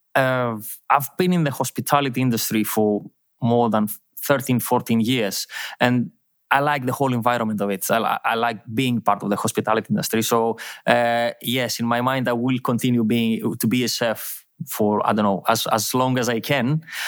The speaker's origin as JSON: {"language": "English", "area": "Thessaloniki", "region": "Central Macedonia", "country": "Greece", "tie": "born or raised there", "second_language": "English", "moved": "as an adult", "lives_now": "Milos, Greece", "said": "I'm from Thessaloniki. I've, um, I've born and lived my life, uh, in a small town outside Thessaloniki"}